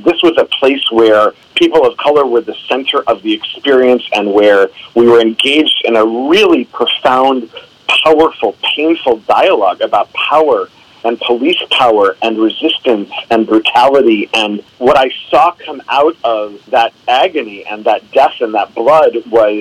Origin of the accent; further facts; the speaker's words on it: Minnesota, United States; I grew up here in Minnesota in the 70s and 80s out in the suburbs